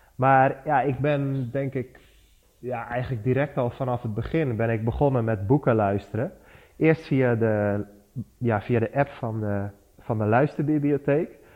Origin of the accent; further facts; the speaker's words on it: Barneveld, Gelderland, Netherlands; ik kom uit Barneveld. Dat is een dorpje in het midden van Nederland, vlakbij Amersfoort en Apeldoorn